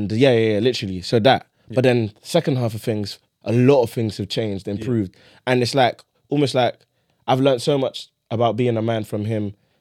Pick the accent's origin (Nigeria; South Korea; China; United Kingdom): Nigeria; a lot of my flaws are rooted in my culture, in being Nigerian.